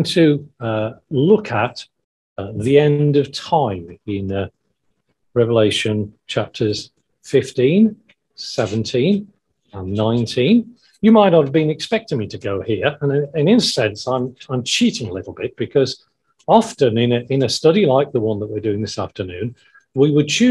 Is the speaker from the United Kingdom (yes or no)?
yes; Wales, United Kingdom; when I grew up in Wales